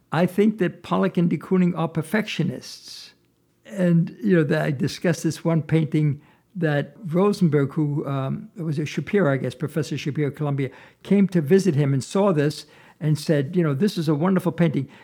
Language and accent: English; Vienna, Austria; moved away; I was born in Vienna, Austria, and when I was nine years old